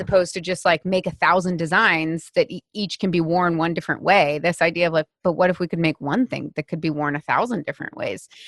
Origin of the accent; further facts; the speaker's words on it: United States; I'm an American woman